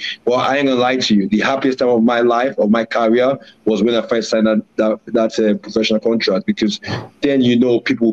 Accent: Warri, Delta, Nigeria; moved away; also born or lived in London; I grew up in a town where football was bread and butter, which is Warri in Nigeria. So I really, even though I was born in London, I grew up in a very hard city.

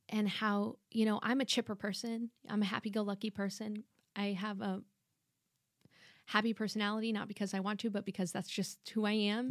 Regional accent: Dallas area and San Antonio, Texas, United States; I grew up partially in the Dallas area and partially here in San Antonio

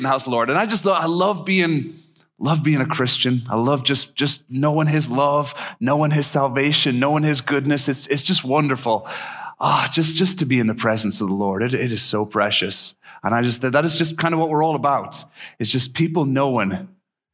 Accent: Ireland; also born or lived in East Tennessee / Japan; now in Minnesota, United States; I'm actually from Ireland originally, and I've been in Minnesota a long, long time now.

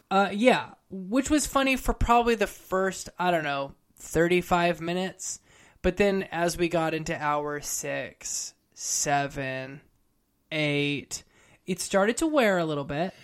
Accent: California, United States; also born or lived in Harlem, New York; now in New York, United States; I'm originally from California. I live in New York now

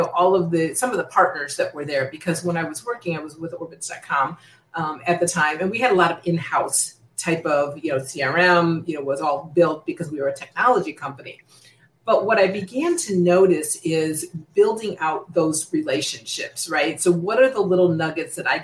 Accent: United States; now in Secaucus, United States; I'm originally born and raised in the Chicago, Indiana area

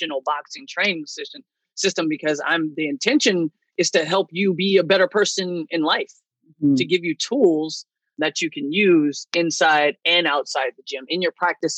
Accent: California, United States; moved away as an adult; now in Chicago, United States; I'm originally from California. Then I moved to Chicago a couple of years ago

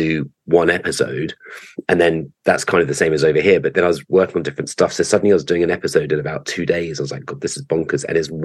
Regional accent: Glasgow, Scotland, United Kingdom; accent: Scottish; moved away as an adult; now in Los Angeles, United States; I'm from Glasgow. Studied at the conservatoire up there and then was there for about 25 years and then came over to LA.

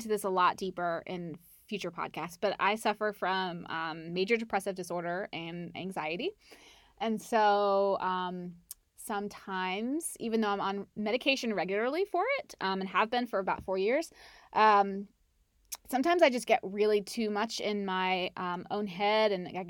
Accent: North Carolina, United States; I'm from Charlotte. Well, not from Charlotte, but I'm from North Carolina

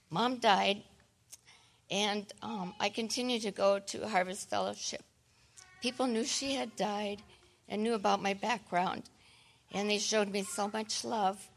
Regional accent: Kansas, United States; Um, growing up in Kansas, uh, we, I did grow up in a um, Christian home, but my dad went to the Catholic church and my mom took us to a Protestant church.

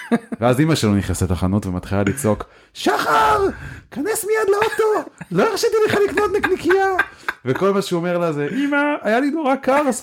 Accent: Haifa, Haifa District, Israel; אני ופולק למדנו באותו בית ספר, אה, בית ספר הרצל בחיפה.

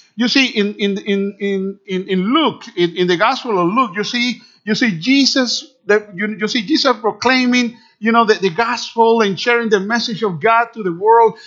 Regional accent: Managua, Nicaragua; first language Spanish; English is a second language; moved away; also born or lived in Canada / California; I was born in Managua Nicaragua is a country just between Honduras and Costa Rica

